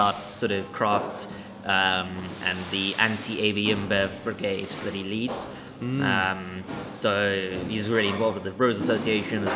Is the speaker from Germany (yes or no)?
no; Cape Town, Western Cape, South Africa; now in London, United Kingdom; a brewery from my hometown, Devil's Peak Brewing Company